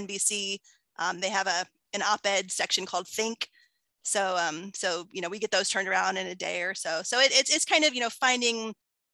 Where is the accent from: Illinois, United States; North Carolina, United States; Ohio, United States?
Ohio, United States; Findlay; I was living in my hometown of Findlay, which is like a small, you know, small town